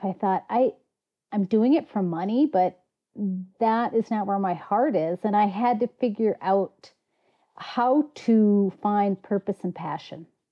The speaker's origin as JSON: {"language": "English", "country": "United States", "tie": "born or raised there", "also_born_or_lived": "Colorado / Montana", "moved": "yes", "said": "my wilderness was on the southern shore of Lake Superior. My dad was a fisheries biologist"}